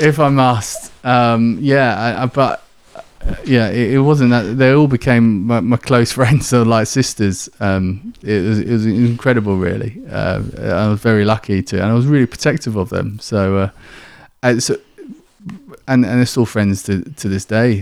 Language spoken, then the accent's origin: English; Kent, South East England, United Kingdom; accent: southern; moved away as an adult; also born or lived in Manchester; now in York, United Kingdom; from down south, you can probably tell by my, by my accent, um, in, in Kent, I grew up there